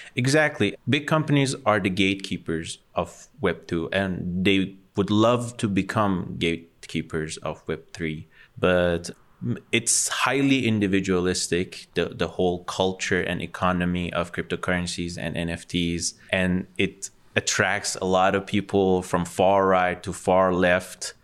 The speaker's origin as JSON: {"language": "English", "town": "Tehran", "region": "Tehran Province", "country": "Iran", "tie": "born or raised there", "said": "being born and raised in Ecbatane"}